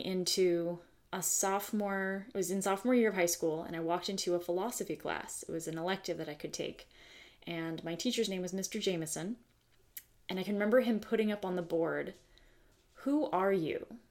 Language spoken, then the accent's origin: English; the Bay Area, California, United States; having been born and raised in the United States of America, specifically California, specifically the Bay Area.